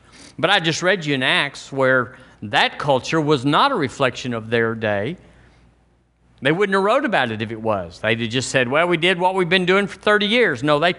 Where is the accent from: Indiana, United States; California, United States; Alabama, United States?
Alabama, United States; I was born and raised in Alabama. This is my home. This is my culture.